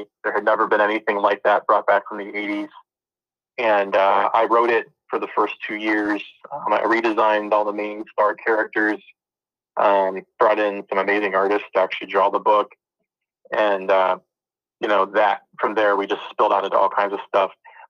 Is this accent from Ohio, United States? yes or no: yes; Dayton, Ohio, United States; born there; also born or lived in Florida / Maryland / Cincinnati; I was born originally in Ohio, Dayton, Ohio. I kind of bounced around for a while, living in Florida, living in Maryland, and then ended up back in Ohio and Cincinnati.